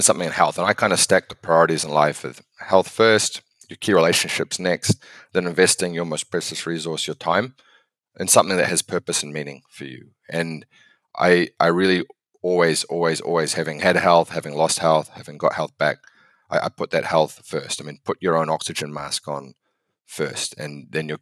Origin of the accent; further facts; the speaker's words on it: New Zealand; moved away as an adult; now in United States; I'm from New Zealand originally. I moved to the States sort of 2008, 2009